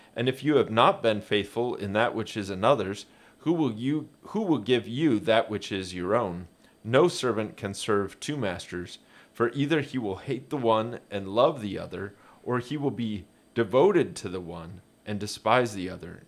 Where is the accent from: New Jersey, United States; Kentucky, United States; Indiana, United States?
Indiana, United States; Hoagland; I grew up in Hoagland, southeast of Fort Wayne